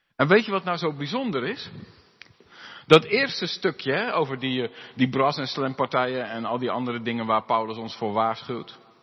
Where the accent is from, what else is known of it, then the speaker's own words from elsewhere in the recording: Alblasserwaard, South Holland, Netherlands; moved away; waar ik vandaan kom, eh, in de Alblassewaard